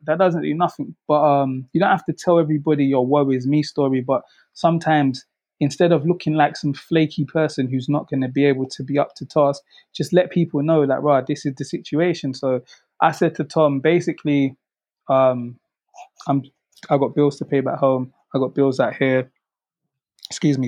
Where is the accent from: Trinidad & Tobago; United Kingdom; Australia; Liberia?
United Kingdom; London; where I grew up in South London